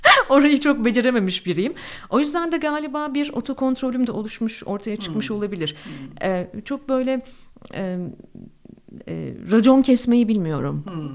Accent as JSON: {"language": "Turkish", "region": "Ankara", "country": "Turkey", "also_born_or_lived": "Istanbul", "moved": "as an adult", "said": "Ben çok tipik bir Ankaralıyım"}